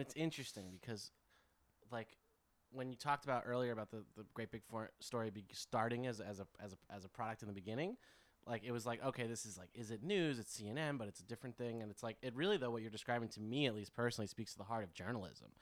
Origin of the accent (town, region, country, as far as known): United States